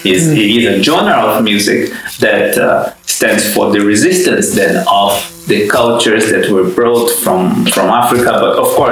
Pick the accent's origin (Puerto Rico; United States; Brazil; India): Brazil; moved away as an adult; also born or lived in London, United Kingdom; now in Helsinki, Finland; I come from Brazil. That's where I was born. And I've been living in Europe for quite a long time now. Firstly in London, and now between Helsinki and London.